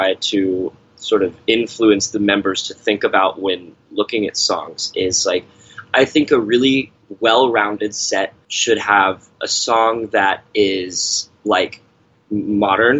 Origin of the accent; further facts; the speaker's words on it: Texas, United States; moved away; I come from Texas